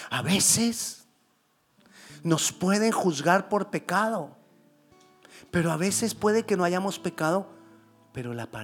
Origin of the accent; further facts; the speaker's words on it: Colombia; Yo soy colombiano y ¿qué puedo hacer? Ya. Y lo seré toda la vida. Así hablemos mucho inglés.